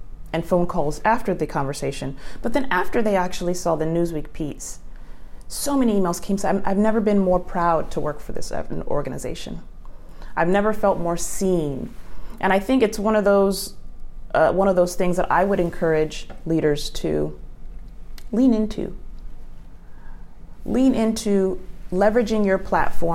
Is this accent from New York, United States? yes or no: no; Los Angeles, California, United States; I'm from Los Angeles